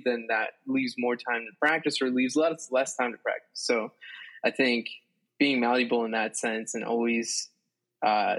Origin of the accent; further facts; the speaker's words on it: South Florida, United States; moved away as an adult; also born or lived in Colombia / Boston; now in New York, United States; I'm a Colombian saxophonist who grew up in Florida, South Florida